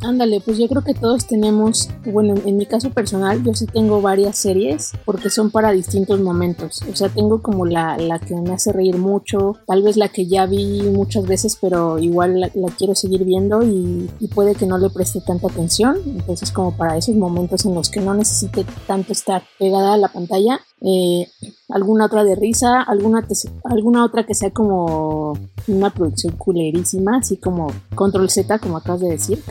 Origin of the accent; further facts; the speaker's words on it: Mexico; nos unió como mexicanos